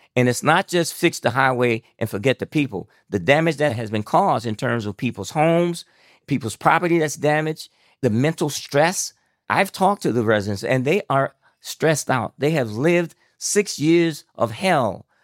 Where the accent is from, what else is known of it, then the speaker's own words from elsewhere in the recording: Elba, Alabama, United States; moved away as an adult; I grew up in Elba, Alabama in the fifties